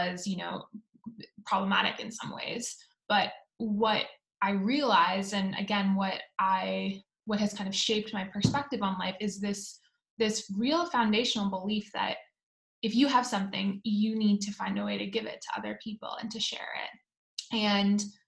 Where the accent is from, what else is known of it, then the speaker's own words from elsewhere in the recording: Oakville, Ontario, Canada; moved away as an adult; now in Palo Alto, United States; I grew up in Oakville, and I am a proud Canadian, though I've lived in the States for the last 10 years